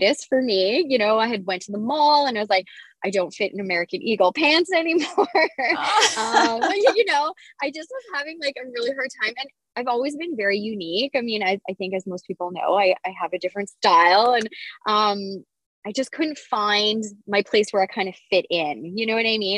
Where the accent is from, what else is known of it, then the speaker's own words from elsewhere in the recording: Kapuskasing, Ontario, Canada; I grew up in Cap Skasing